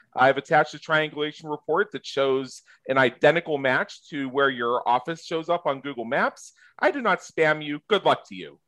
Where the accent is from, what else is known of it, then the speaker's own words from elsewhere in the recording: United States; I'm American. I'm in the United States of America.